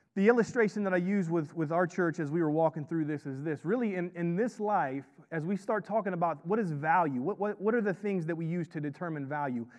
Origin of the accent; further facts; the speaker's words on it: Florida, United States; I, I grew up in Florida